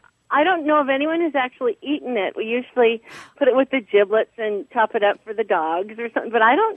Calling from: Oregon, United States; I'm calling from Oregon.

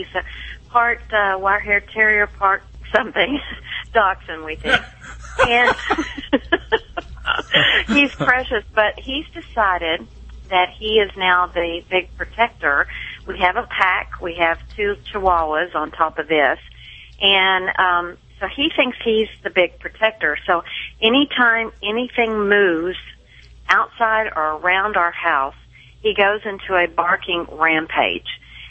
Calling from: Frisco, Texas, United States; Frisco, Texas.

